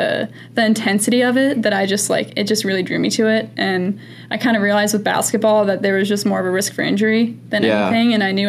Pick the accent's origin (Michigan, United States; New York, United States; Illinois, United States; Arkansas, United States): Illinois, United States; St. Charles; I do tell people I'm from Chicago. I mean, when they last ask, like, oh, we're in Chicago, and I'm like, St. Charles, they're like, yeah, I don't know where that is.